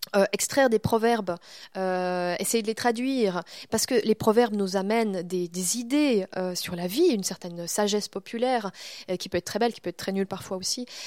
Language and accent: French; Vaud, Switzerland; also born or lived in Montreal; j'ai grandi dans le Gros de vaux